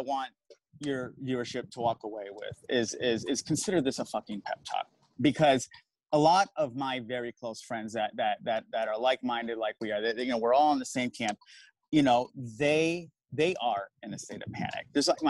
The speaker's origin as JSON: {"language": "English", "region": "Arizona", "country": "United States", "said": "I'm from Arizona. I vote in Arizona."}